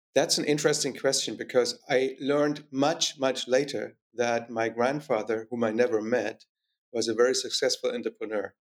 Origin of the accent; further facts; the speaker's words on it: East Germany, Germany; more specifically in East Germany. So I grew up in communism.